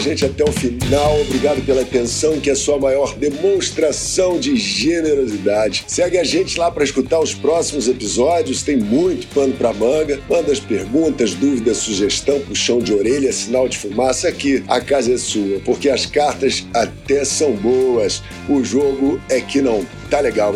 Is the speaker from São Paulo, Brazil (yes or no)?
yes; Mogi das Cruzes, São Paulo, Brazil; Eu sou lá de, de Mogi das Cruzes, né? E passei a minha infância ali